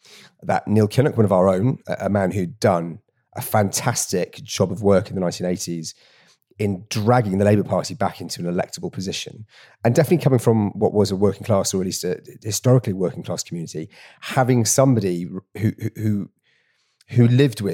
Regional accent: Torfaen, Wales, United Kingdom; So, like I said, I grew up in Torvine. And unless my stats are failing me, Torvine registered the second highest Leave vote in Wales.

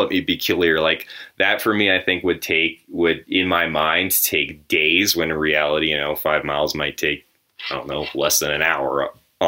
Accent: New England, United States; now in Colorado, United States; I grew up in the Northeast area, the New England area

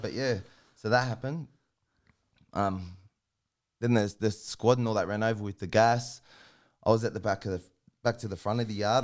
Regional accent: Sydney, New South Wales, Australia; I grew up in Sydney, down in, like, Sydney's West, Guildford, Maryland and that.

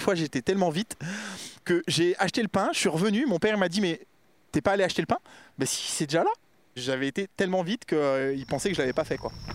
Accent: Créteil, Île-de-France, France; also born or lived in Mougins; Je suis né à Créteil. L'environnement dans lequel j'ai vécu, c'est un environnement banlieue parisienne

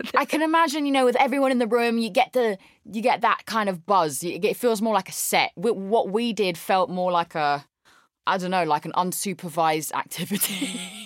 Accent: London, United Kingdom; moved away as an adult; now in Los Angeles, United States; I grew up in London in the UK. There's the accent.

